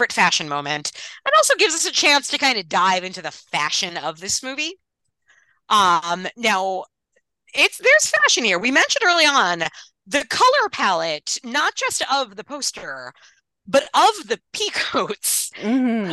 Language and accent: English; Long Island, New York, United States; I grew up on Long Island